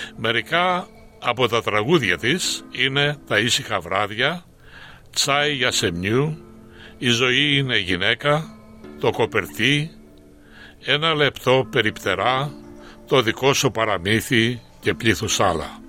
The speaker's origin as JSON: {"language": "Greek", "town": "Koskina", "region": "Western Greece", "country": "Greece", "tie": "born or raised there", "also_born_or_lived": "Athens", "moved": "as an adult", "lives_now": "Australia", "said": "Κοσκινά είναι το χωριό μου, το χωριό που γεννήθηκα"}